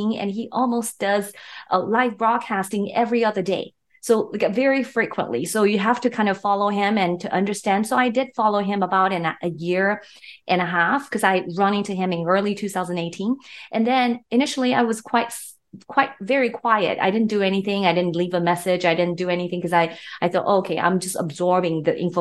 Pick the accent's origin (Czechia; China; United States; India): China; moved away as an adult; now in Canada; I'm a Canadian citizen. I basically immigrated to Canada almost 20 years ago from mainland China.